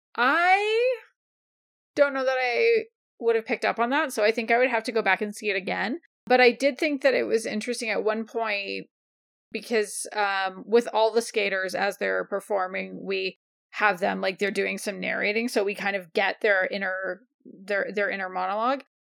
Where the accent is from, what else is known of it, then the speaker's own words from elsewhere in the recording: Canada; as a Canadian